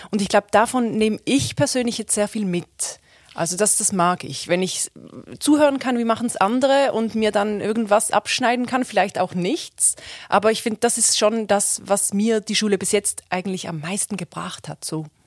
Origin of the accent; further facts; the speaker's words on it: Switzerland; moved away as an adult; now in Germany; ich bin aus der Schweiz